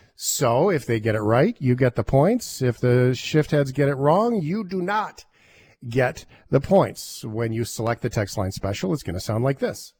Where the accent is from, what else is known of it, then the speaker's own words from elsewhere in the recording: Canada; as a Canadian